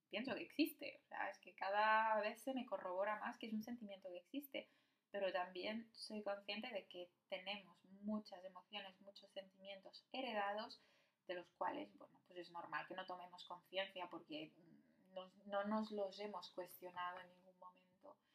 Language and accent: Spanish; Morocco; Y, y nuestro blog, bueno, nuestro edificio, pues somos los únicos marroquíes.